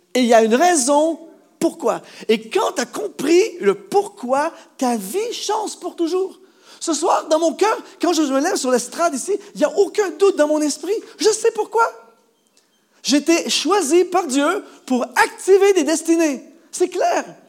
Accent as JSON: {"language": "French", "country": "Canada", "said": "chez nous au Canada"}